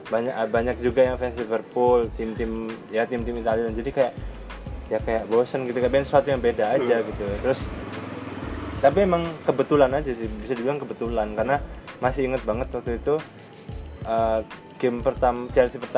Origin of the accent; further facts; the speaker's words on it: Surabaya, East Java, Indonesia; Jadi kita ini orang Surabaya.